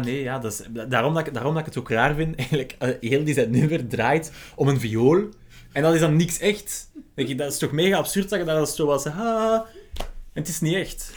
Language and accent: Dutch; Belgium; wij als Belgen